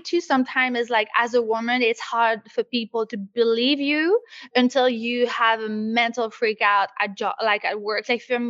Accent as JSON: {"language": "English", "region": "Quebec", "country": "Canada", "also_born_or_lived": "Los Angeles / London", "moved": "yes", "lives_now": "Paris, France", "said": "I moved obviously from Quebec to LA to London, and then I did London to Paris."}